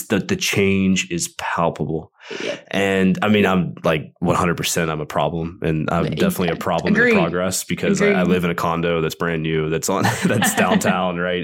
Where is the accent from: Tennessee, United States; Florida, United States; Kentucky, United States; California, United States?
Tennessee, United States; Nashville; I'm born and raised in Nashville, which is quite rare these days